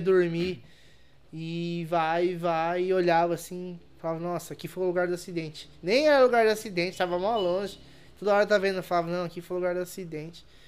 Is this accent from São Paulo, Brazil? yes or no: yes; interior of São Paulo, Brazil; Sou interior de São Paulo, né? São Paulo é capital.